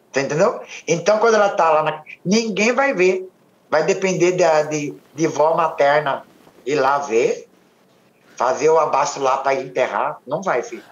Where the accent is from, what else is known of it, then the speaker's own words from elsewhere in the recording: São Paulo, Brazil; eu nasci lá. Eu sou nascido e criado em São Paulo